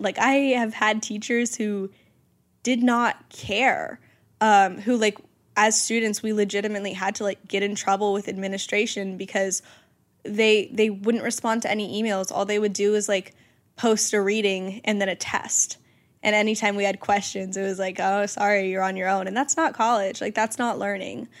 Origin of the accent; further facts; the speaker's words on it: Georgia, United States; moved away; my hometown friends